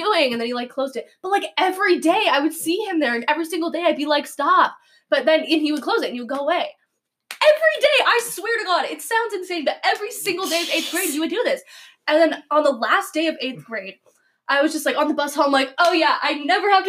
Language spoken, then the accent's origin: English; Spokane, Washington, United States; I went to middle school in Spokane.